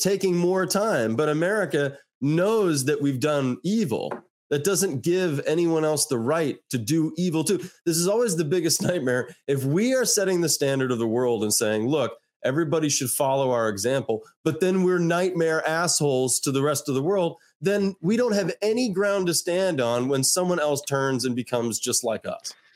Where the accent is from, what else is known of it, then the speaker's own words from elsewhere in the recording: United States; as an American